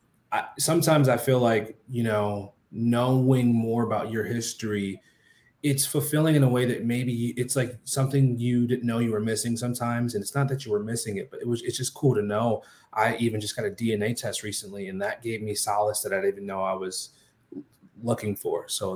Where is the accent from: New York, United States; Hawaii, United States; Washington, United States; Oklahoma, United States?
New York, United States; New York City; moved away; I'm a New York native. I grew up in New York City.